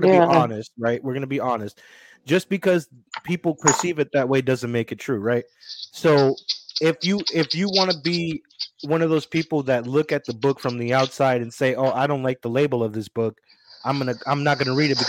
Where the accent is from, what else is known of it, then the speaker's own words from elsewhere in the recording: United States; we're American